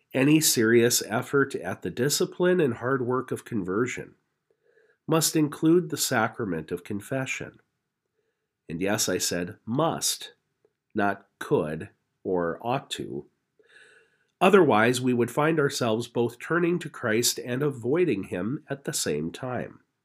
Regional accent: Napoleon, North Dakota, United States; now in Grand Forks, United States; my hometown of Napoleon

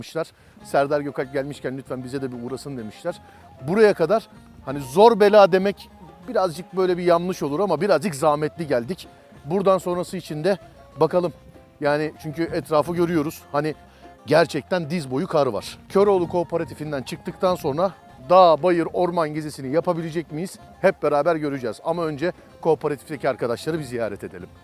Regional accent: Istanbul, Turkey; ben doğma büyüme İstanbulluyum

